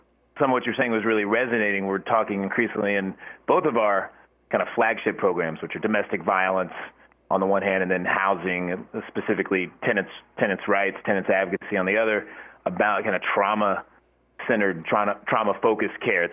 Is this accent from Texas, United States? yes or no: yes; Austin, Texas, United States; now in Atlanta, United States; I grew up in Austin, Texas